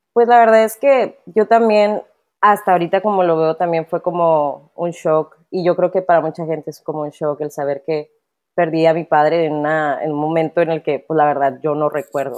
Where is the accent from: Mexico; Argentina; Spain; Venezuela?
Mexico; Monterrey, Nuevo León; accent: norteño; soy de aquí, de Monterrey, eh, soy regia totalmente